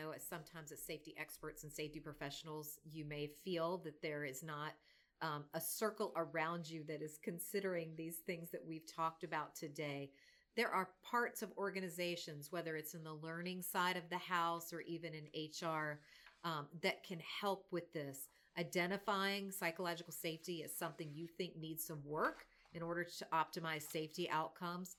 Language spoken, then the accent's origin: English; North Carolina, United States; born and raised in America. I'm from North Carolina.